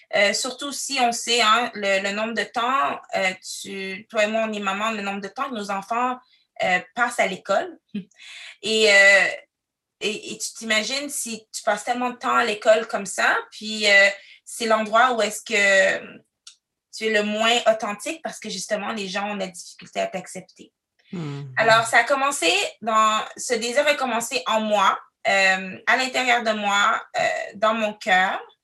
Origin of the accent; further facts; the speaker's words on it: Quebec City, Quebec, Canada; also born or lived in Cameroon; now in Ottawa, Canada; Je suis arrivée au Canada, euh, plus précisément à Québec, la ville de Québec. Je suis arrivée, j'avais trois ans